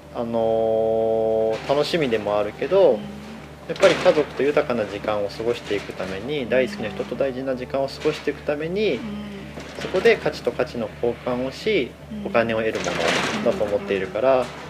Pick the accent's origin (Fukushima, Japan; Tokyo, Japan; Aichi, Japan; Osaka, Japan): Aichi, Japan; also born or lived in Kamakura, Kanagawa; もともとで言うと愛知県で生まれ育って。